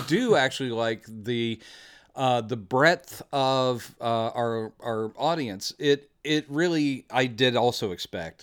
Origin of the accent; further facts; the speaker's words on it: Texas, United States; We are from Texas.